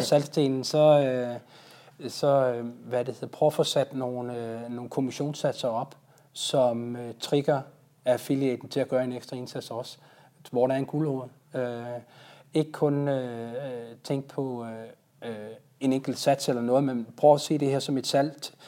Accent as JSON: {"language": "Danish", "country": "Denmark"}